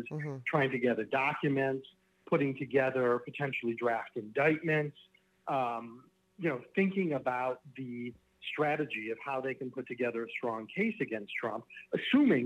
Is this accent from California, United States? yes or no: no; Michigan, United States; also born or lived in Chicago; I then moved back to my hometown in Michigan